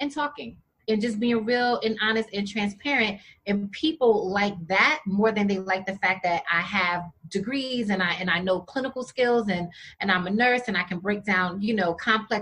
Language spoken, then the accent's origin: English; New York, United States; I'm from New York